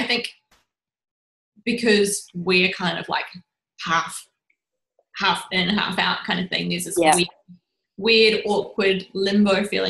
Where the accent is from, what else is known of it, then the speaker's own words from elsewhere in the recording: Rotorua, Bay of Plenty, New Zealand; moved away; Yeah, I grew up